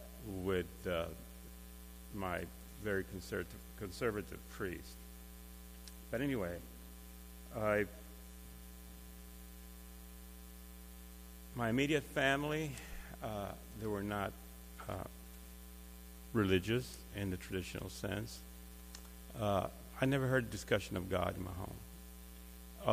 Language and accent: English; Cuba; moved away; I was born in Cuba, and as a child, I attended Catholic schools